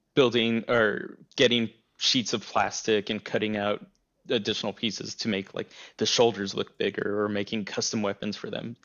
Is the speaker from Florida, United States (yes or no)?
no; El Paso, Texas, United States; growing up in El Paso